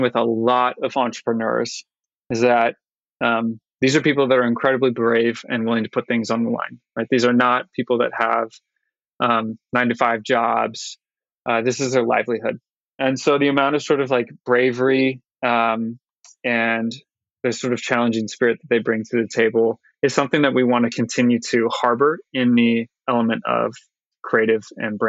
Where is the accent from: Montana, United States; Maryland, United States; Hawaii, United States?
Hawaii, United States; I'm very blessed to have been born and raised in Hawaii, particularly on the islands of Maui and Oahu